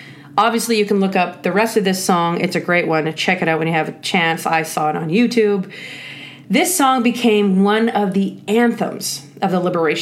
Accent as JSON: {"language": "English", "country": "Canada", "said": "I'm Canadian. And as Canadians, we are famous for saying sorry"}